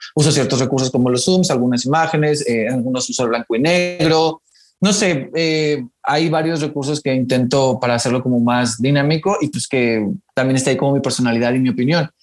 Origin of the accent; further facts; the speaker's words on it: Mexicali, Baja California, Mexico; yo soy de Mexicali, Baja California, entonces allá no hay mucho teatro